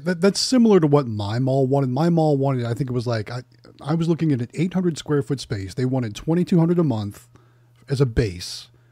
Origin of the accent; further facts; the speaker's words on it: Youngstown, Ohio, United States; moved away; my hometown in Youngstown, Ohio